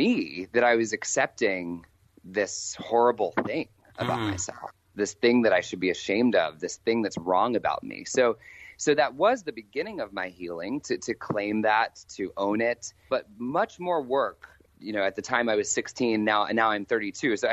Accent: Maryland, United States; also born or lived in Washington, D.C.; I was born, in Washington, D.C., and grew up in Maryland

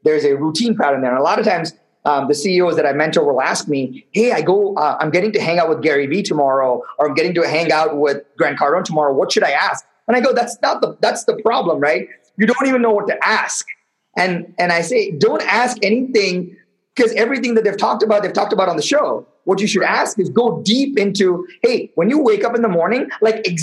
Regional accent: Chennai, Tamil Nadu, India; moved away; living in the middle of a city in India called Madras, in a one-bedroom apartment where I shared the bed with my parents till I was maybe 11, 12 years

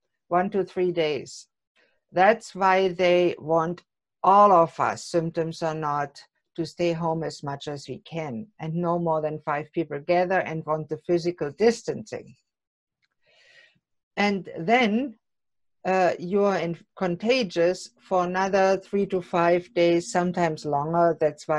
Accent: Germany; now in Canada; coming from a Germany, which some in America call a socialist country

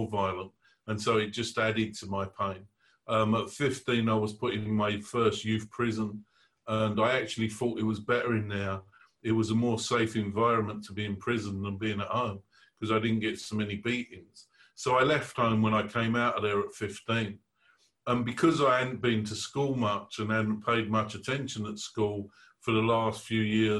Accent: London, United Kingdom; I was born in the East End of London

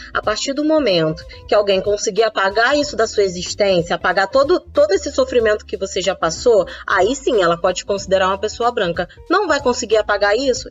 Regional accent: interior of Minas Gerais, Brazil; now in Rio de Janeiro, Brazil; fui criada no interior de Minas

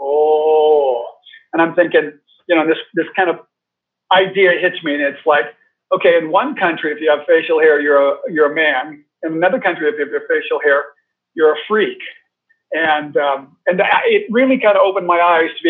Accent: United States; moved away as an adult; I grew up in America, so rather monoculture

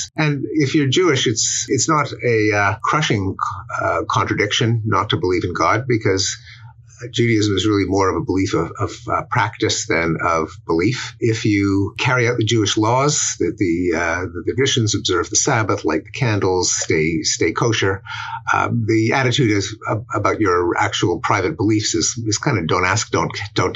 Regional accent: Montreal, Quebec, Canada; moved away as an adult; now in United States; I'm expatriate Canadian who's spent most of his adult life in the United States

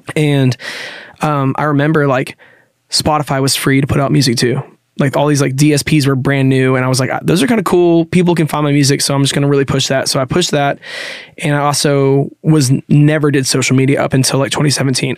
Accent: Nashville, Tennessee, United States; I grew up in Nashville

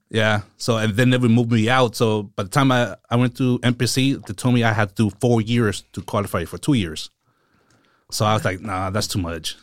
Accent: Seaside, California, United States; also born or lived in San Jose; I'm from, um, Seaside. So I was born in San Jose, and few months after I was born, we moved to Seaside, and I've been here ever since

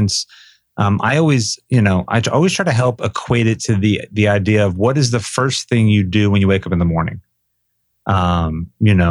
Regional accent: Boca Raton, Florida, United States; I grew up in South Florida down in Boca Raton, just a few miles from the beach

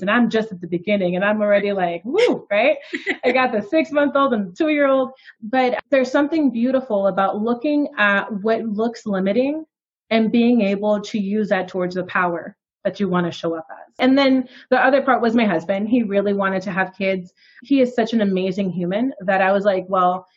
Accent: New York, United States; I was raised in New York by my grandparents on my dad's side

